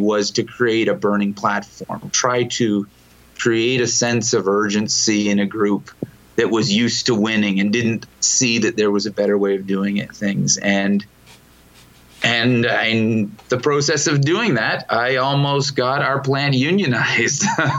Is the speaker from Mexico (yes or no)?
no; Ontario, Canada; We do, yeah. I'm from Toronto.